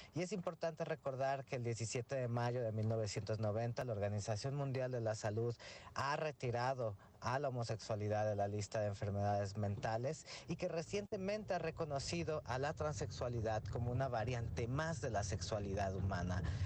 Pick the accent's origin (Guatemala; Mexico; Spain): Mexico; las y los mexicanos